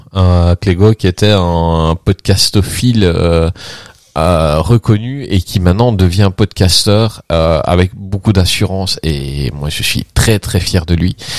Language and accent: French; Belgium; je suis belge